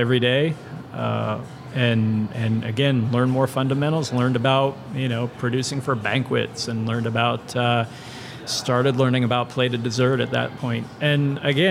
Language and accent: English; Indianapolis, Indiana, United States; grew up here in Indianapolis